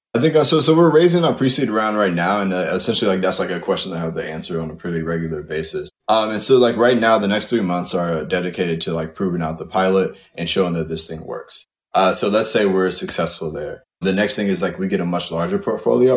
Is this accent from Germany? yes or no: no; Kalamazoo, Michigan, United States; moved away as an adult; now in New York, United States; I'm from Kalamazoo, Michigan originally, uh, and I went to school at Eastern Michigan, undergrad and grad.